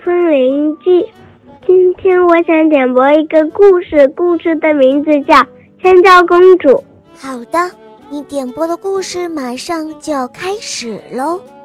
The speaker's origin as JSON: {"language": "Chinese", "town": "Fuzhou", "region": "Fujian", "country": "China", "said": "今年五岁了，我来自福建福州"}